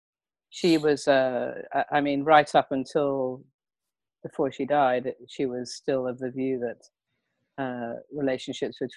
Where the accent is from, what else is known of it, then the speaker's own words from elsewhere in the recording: Hertfordshire, East of England, United Kingdom; moved away as an adult; now in Los Angeles, United States; I grew up in Hertfordshire, in England